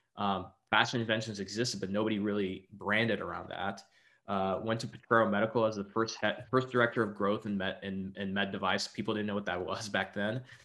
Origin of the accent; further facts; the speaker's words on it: Texas, United States; I'm originally from Texas.